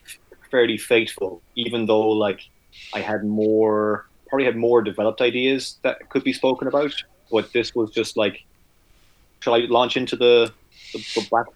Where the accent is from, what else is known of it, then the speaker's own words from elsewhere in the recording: County Mayo, Connacht, Ireland; moved away as an adult; also born or lived in Galway, Ireland / Dublin, Ireland / Toronto, Canada; I was born in Mayo, which is a county in the west of Ireland, not a popular condiment.